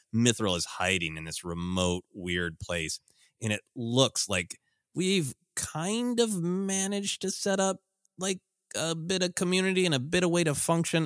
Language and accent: English; Minnesota, United States; growing up in Minnesota